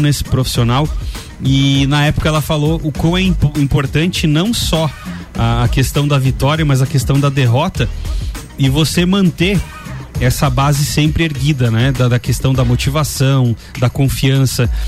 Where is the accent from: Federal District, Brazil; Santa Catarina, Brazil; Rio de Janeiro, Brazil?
Santa Catarina, Brazil; nós somos de lá, de Santa Catarina